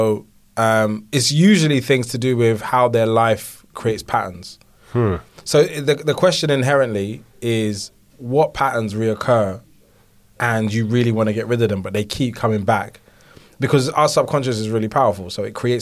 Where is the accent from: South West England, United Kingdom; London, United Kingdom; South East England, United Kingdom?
London, United Kingdom; where I grew up in Dalston